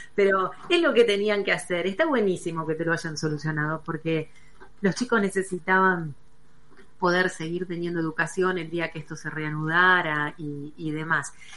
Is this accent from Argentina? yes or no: yes; Argentina; como argentinos